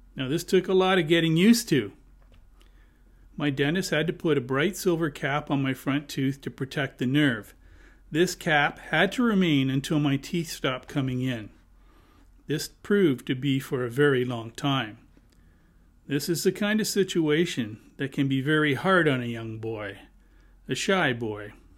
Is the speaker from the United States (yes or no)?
no; Hamilton, Ontario, Canada; I was born and raised in Hamilton.